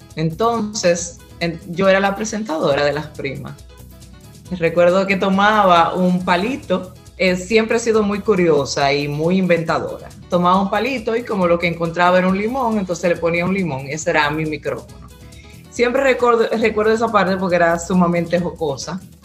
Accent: La Vega, Dominican Republic; now in Pennsylvania, United States; nací en Burende, la Vega

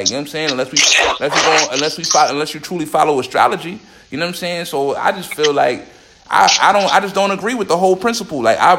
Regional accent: Jamaica; I'm Jamaican, dog.

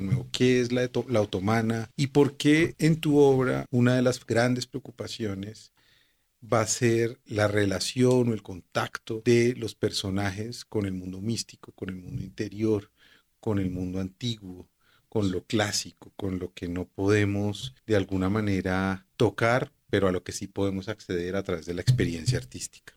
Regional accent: Colombia; como colombianos

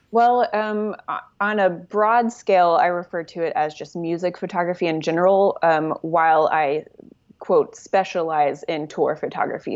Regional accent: Oklahoma City, Oklahoma, United States; moved away as an adult; now in Los Angeles, United States; I am from Oklahoma City. Uh, I lived there most of my life

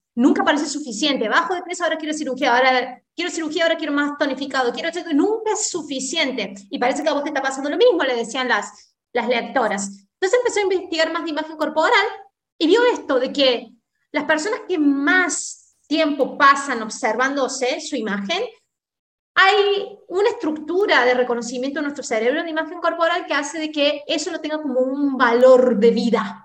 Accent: Argentina; somos argentinas

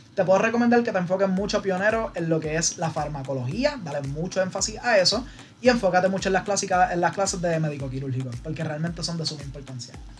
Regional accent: Trujillo Alto, Puerto Rico; moved away as an adult; yo llegué para la Católica, vine de Trujillo Alto

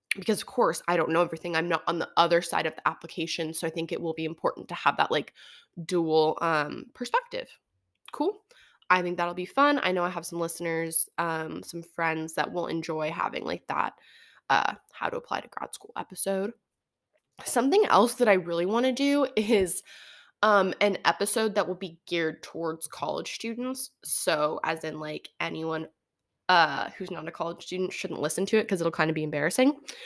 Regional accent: Santa Barbara, California, United States; also born or lived in Oregon; I grew up in Santa Barbara

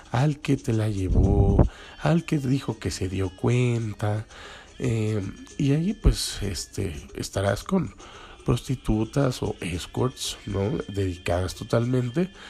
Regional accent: Mexico; nosotros no estamos acostumbrados como eh, como mexicanos, pues

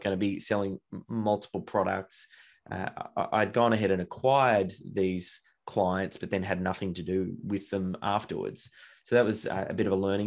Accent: Melbourne, Victoria, Australia; I grew up in Melbourne, Australia, and have been here pretty much from day dot.

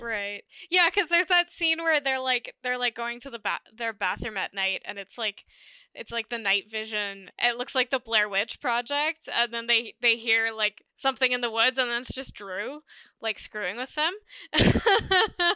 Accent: Alberta, Canada; we're from Alberta

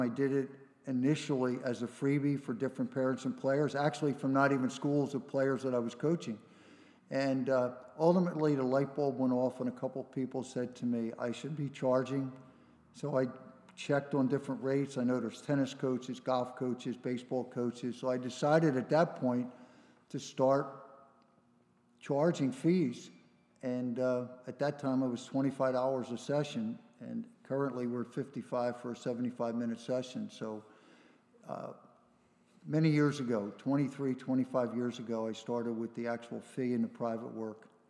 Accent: Philadelphia, Pennsylvania, United States; I grew up in Philly, in Northeast Philly

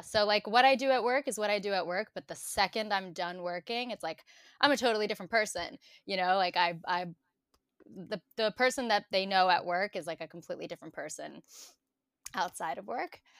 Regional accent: New York City, New York, United States; born and raised in New York

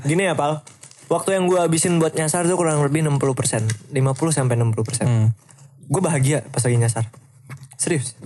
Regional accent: Indonesia; gue dari Indonesia

